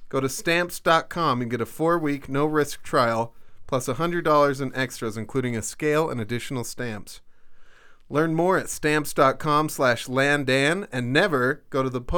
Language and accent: English; Austria; born there; Even though I was born in Austria, I know Stuttgart well.